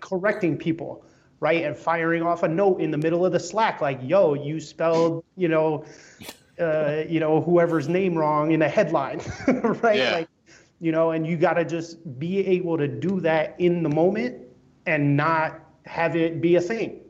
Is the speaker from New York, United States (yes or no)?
yes; New York City, New York, United States; my room growing up in Brooklyn